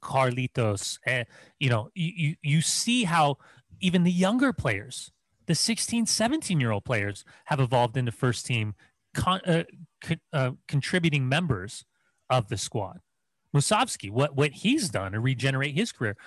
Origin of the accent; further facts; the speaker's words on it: Upland, California, United States; moved away; I'm from Upland